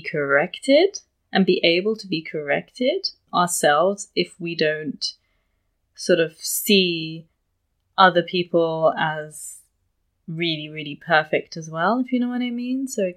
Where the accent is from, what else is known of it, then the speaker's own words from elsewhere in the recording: London, United Kingdom; where I grew up in London